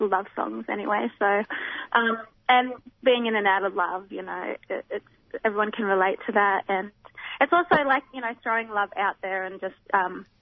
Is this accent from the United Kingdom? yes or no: no; Perth, Western Australia, Australia; now in Melbourne, Australia; I'm originally from Perth, living in Melbourne.